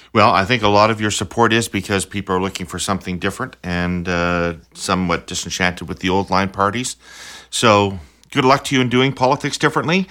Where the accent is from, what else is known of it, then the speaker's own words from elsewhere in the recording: Saskatchewan, Canada; I'm from Saskatchewan.